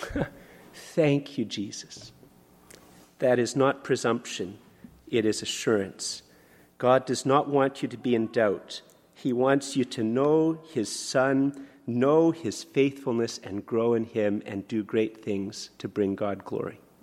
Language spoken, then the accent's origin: English; Canada; I'm a Canadian.